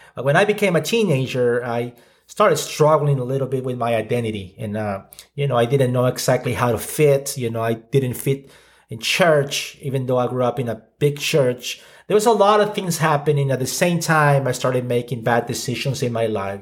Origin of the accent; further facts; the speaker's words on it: Ciudad Juárez, Chihuahua, Mexico; I grew up in Mexico, so I'm Mexican. Uh, grew up in the border, uh, town of Juarez